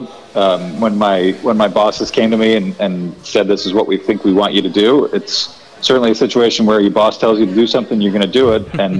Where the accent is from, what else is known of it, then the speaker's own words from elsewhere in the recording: New York City, New York, United States; I grew up in New York City in the 1980s.